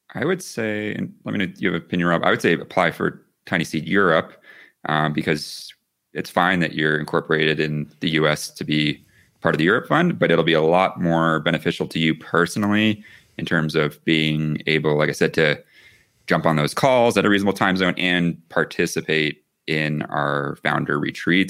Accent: the South, United States; now in Santa Fe, United States; I'm originally from the the south

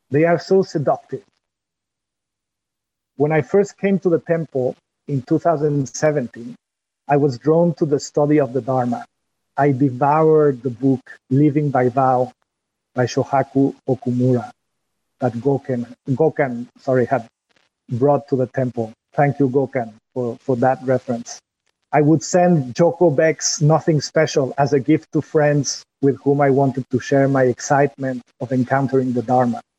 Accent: France; English is a second language; My accent when I go to, back to France or while I speak with you in English my accent as a creative expression.

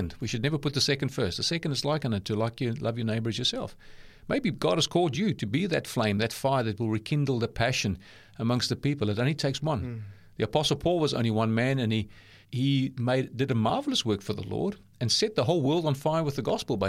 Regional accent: South Africa; born there; accent: South African, New Zealand; also born or lived in New Zealand; I'm South African born myself, but lived in New Zealand a number of times, but all up 23 years. So I've got a South African, New Zealand accent.

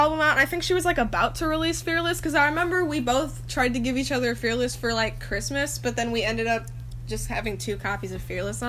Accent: the Bay Area, California, United States; I am 16 years old. I am from California, the Bay Area

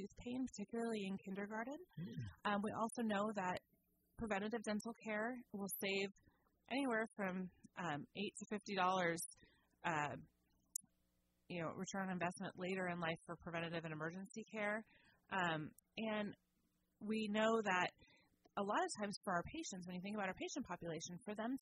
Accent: Southern California, United States; moved away as an adult; now in Petaluma, United States; I grew up in Southern California and came up here to go to school and fell in love and never left

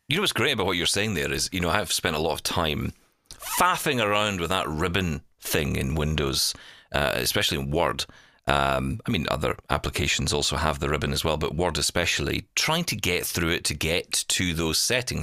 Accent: Glasgow, Scotland, United Kingdom; I grew up in East End of Glasgow

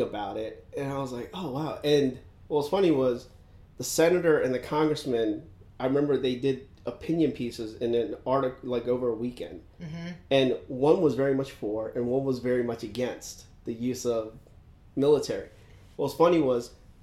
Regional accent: Severna Park, Maryland, United States; I grew up in Anne Arundel County. So I grew up right around Severn Park, Maryland

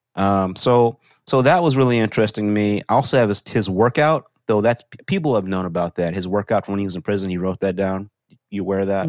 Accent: Texas, United States; I'm from Texas

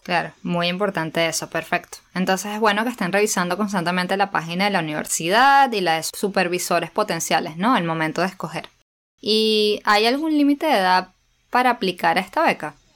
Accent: Venezuela; las dos somos venezolanas y nadie ha notado el acento

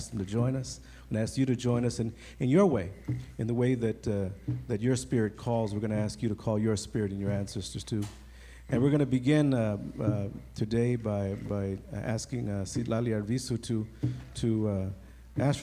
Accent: Compton, California, United States; me growing up in Compton

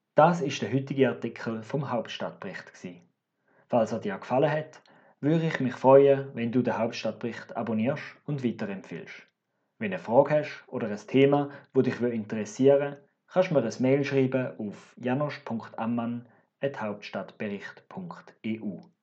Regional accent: Switzerland; Als Schweizer

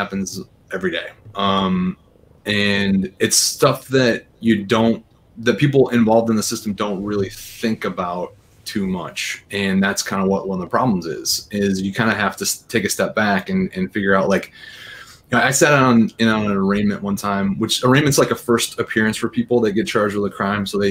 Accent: Bannister, Michigan, United States; I'm from Bannister, Bannister, Michigan. So, like, about 100 people. North. I went to Overdelsey High School

